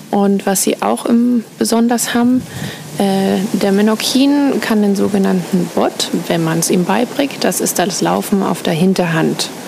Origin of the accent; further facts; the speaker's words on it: Austria; moved away as an adult; now in Menorca, Spain; Ich bin ursprünglich Österreicherin.